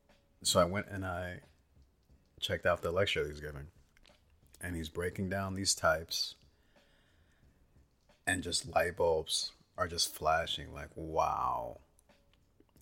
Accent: Bay Area, California, United States; I'm from the Bay Area, California

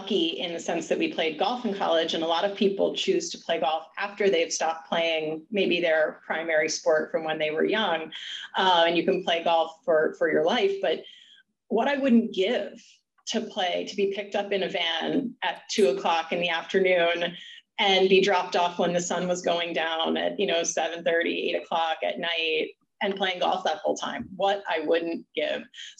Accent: Florida, United States; moved away as an adult; as a girl from Florida, I guess Stacy and I flip-flopped. I grew up in Florida and ended up in the Northeast.

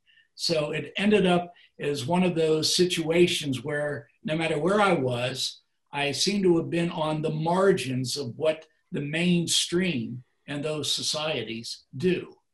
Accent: Cincinnati, Ohio, United States; moved away as an adult; also born or lived in Kentucky / West Lafayette, Indiana; I grew up in the Cincinnati area, which is about the size of Brisbane. And so I have no rural background whatsoever.

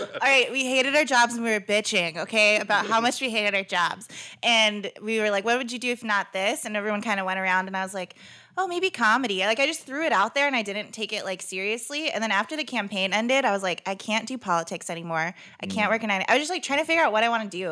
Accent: Stockton, California, United States; moved away as an adult; also born or lived in Florida; now in Chicago, United States; I grew up in Stockton

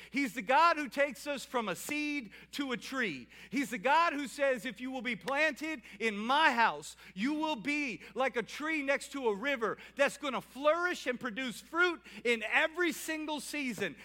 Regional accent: New Orleans, Louisiana, United States; now in Salisbury, United States; I'm from New Orleans

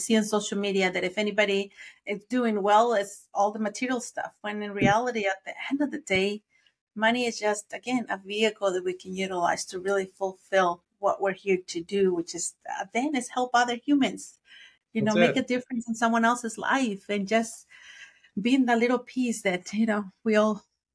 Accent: Mexico; first language Spanish; English is a second language; moved away; I'm from Mexico, so I was born in Mexico, raised in Mexico, so my first language is Spanish.

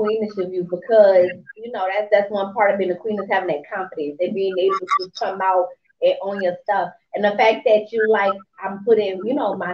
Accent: New Orleans, Louisiana, United States; now in Georgia, United States; I'm originally from New Orleans

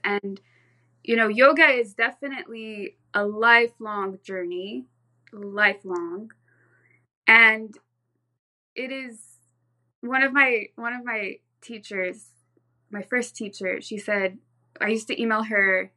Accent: Orange County, California, United States; born or raised there; also born or lived in Santa Cruz, California

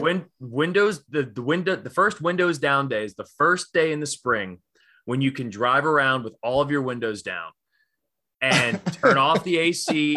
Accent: Northeast, United States; I grew up in the Northeast

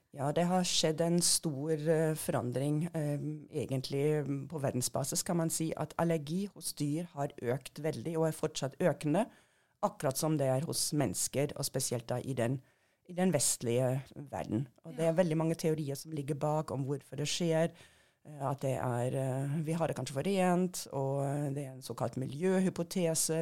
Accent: Germany; Norwegian is a second language; moved away as an adult; also born or lived in Hannover, Germany / England; now in Norway; jeg er født og oppvokst i Tyskland

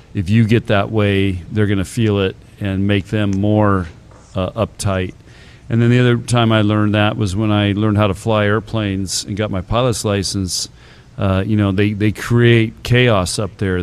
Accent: San Diego, California, United States; now in Nebraska, United States; I grew up in San Diego

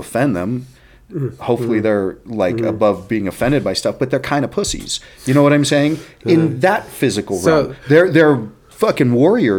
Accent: Texas, United States; I'm from Texas, right? I mean, that's where I'm from.

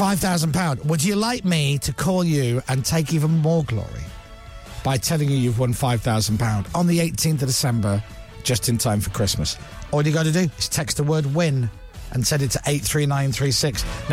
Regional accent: Scotland, United Kingdom; now in England; I'm Scottish and I have to live in England.

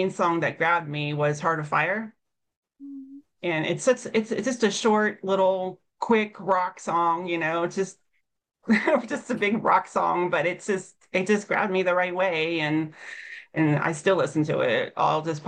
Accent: Cincinnati, Ohio, United States; moved away; I'm from Cincinnati

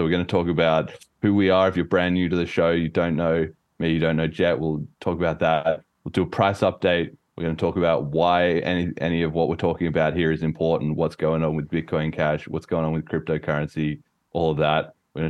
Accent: Australia; now in United Kingdom; I'm Australian, as you may or may not be able to tell from my accent. It's been slowly fading over time a little bit as I've been living in the UK.

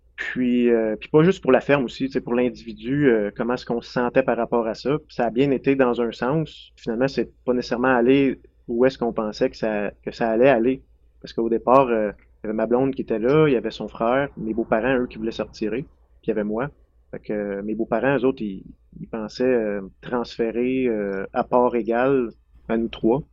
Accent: Lefebvre, Quebec, Canada; moved away as an adult; now in Saint-Anicet, Canada; je viens de Lefebvre, près de Drummondville. C'est là que j'ai grandi, sur la ferme ancestrale

